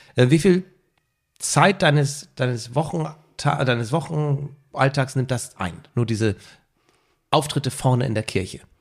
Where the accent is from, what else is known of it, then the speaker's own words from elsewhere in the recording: Mildstedt, Schleswig-Holstein, Germany; ich bin ja in Milchstedt aufgewachsen.